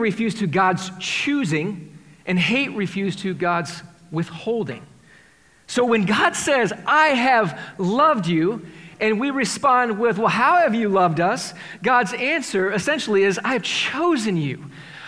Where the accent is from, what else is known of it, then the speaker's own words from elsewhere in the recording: Iowa, United States; I grew up in Iowa. Well, we have this achievement performance mindset as Iowans